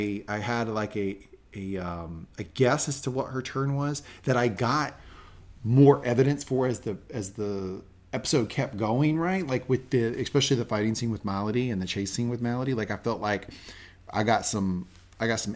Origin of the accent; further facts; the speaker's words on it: the South, United States; I grew up in the South